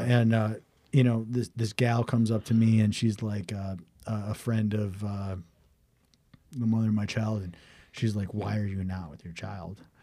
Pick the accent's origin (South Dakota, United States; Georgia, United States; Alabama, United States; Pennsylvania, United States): South Dakota, United States; Watertown; also born or lived in Sioux Falls, South Dakota; I, I moved from Sioux Falls to Watertown, South Dakota.